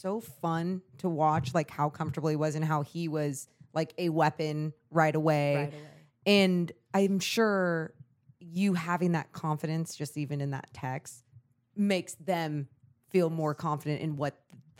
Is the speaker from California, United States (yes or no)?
yes; Sacramento, California, United States; born and raised in Sacramento.